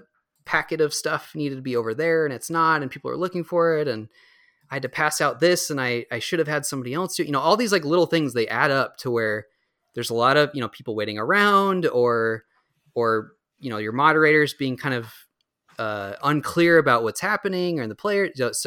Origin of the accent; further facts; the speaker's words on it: Minnesota, United States; I owe it to Minnesotans to to run it in my home state, because I haven't run it here yet.